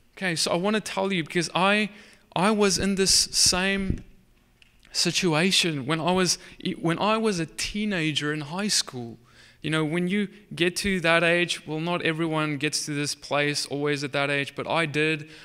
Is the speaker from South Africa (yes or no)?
yes; Cape Town, Western Cape, South Africa; moved away as an adult; now in United States; I'm from South Africa. I'm, you, I guess you could say Dutch heritage. And, um, I, I, I, I grew up there my whole life